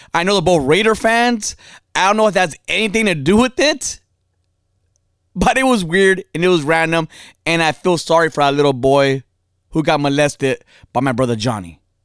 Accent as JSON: {"language": "English", "region": "California", "country": "United States", "tie": "born or raised there", "said": "I'm from over here, born and raised."}